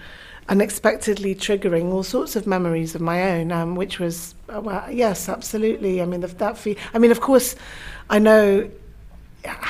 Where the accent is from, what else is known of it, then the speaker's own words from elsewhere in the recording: London, United Kingdom; also born or lived in Tehran, Iran; came to London where my mum's family, I'd grown up in London